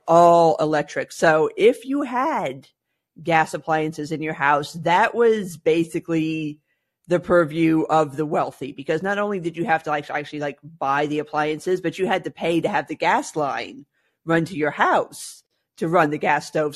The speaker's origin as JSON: {"language": "English", "region": "South Florida", "country": "United States", "tie": "born or raised there", "said": "growing up in South Florida, gas appliances were basically not a thing"}